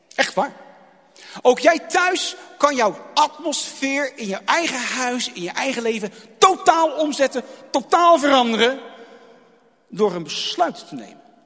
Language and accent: Dutch; Rotterdam, South Holland, Netherlands; now in Goeree-Overflakkee, Netherlands; toen ik nog in IJsselmonde woonde